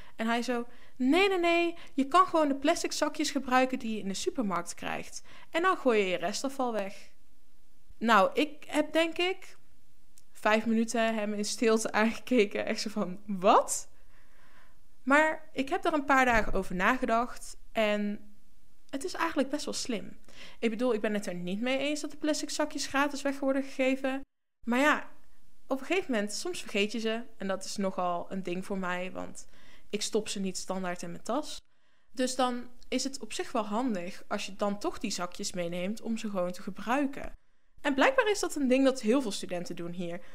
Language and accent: Dutch; North Brabant, Netherlands; moved away as an adult; now in Norway; voor mij als Brabander